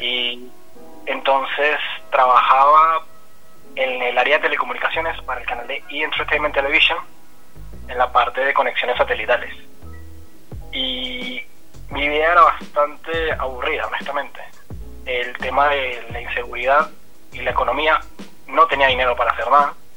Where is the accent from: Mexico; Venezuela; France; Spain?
Venezuela; moved away as an adult; now in Buenos Aires, Argentina; Yo soy venezolano y vengo viviendo en Argentina desde hace tres años y medio